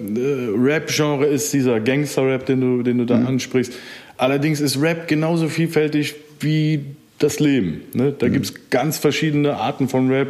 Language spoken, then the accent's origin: German; Germany; ich bin aus dem Rheinland